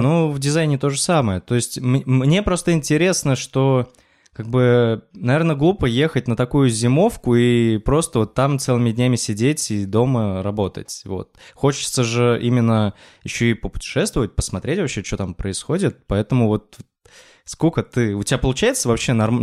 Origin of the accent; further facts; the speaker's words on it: Kuvandyk, Orenburg Oblast, Russia; moved away as an adult; я из Кундыка, ну, это такой, в общем, город в Оренбургской области